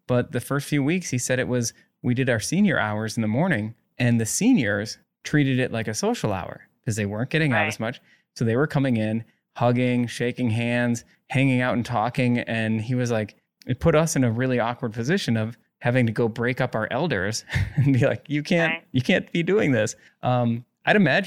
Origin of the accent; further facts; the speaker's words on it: Egg Harbor, Wisconsin, United States; moved away as an adult; I grew up in Egg Harbor, lived there my first like 20 years basically